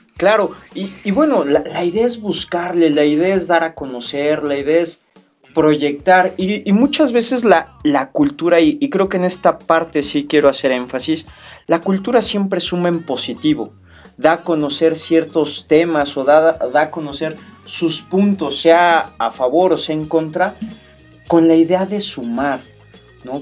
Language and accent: Spanish; Mexico; nuestra cultura como mexicanos